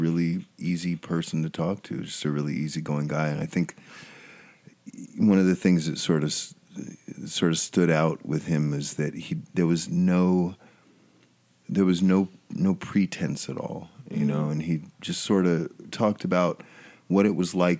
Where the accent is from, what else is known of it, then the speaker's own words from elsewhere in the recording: Los Angeles, California, United States; moved away; I'm originally from Los Angeles